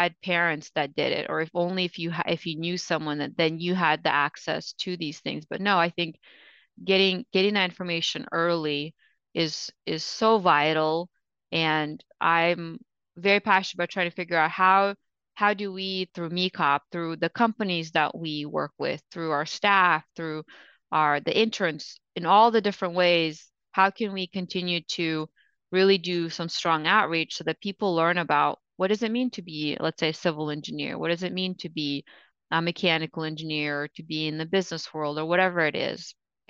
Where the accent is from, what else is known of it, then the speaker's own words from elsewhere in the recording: Ukraine; also born or lived in Russia; so I was born in Russia and Ukraine, or was born in Russia and lived in Ukraine.